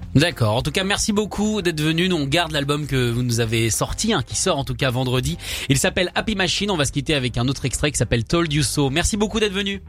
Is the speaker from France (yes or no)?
no; United States; quand on est américain